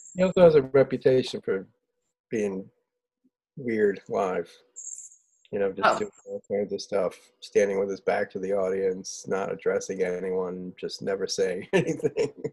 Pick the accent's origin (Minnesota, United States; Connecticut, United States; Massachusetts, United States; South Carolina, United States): Connecticut, United States; Southington; I was born and raised in Southington, Connecticut.